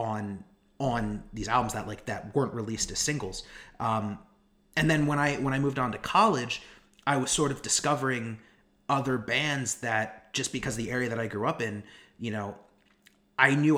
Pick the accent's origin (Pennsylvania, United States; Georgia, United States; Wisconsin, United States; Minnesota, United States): Pennsylvania, United States; Harrisburg; moved away as an adult; now in West Virginia, United States; I grew up outside of Harrisburg